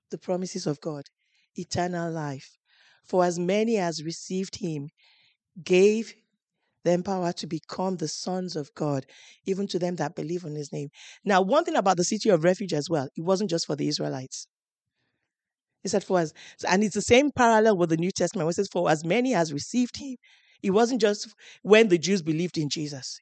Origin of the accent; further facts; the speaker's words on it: Nigeria; moved away as an adult; now in United Kingdom; I'm coming from Nigeria